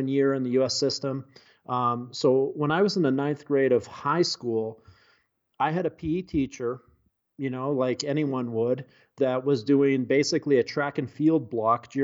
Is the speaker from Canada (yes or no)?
yes; Western British Columbia, Canada; moved away as an adult; I grew up in Western British Columbia in the heart of the Rocky Mountains